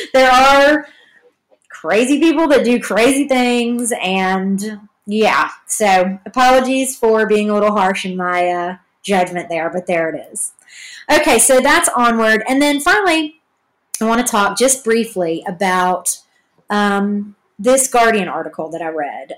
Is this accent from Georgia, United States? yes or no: yes; Georgia, United States; also born or lived in Hollywood; now in Los Angeles, United States; I'm from Georgia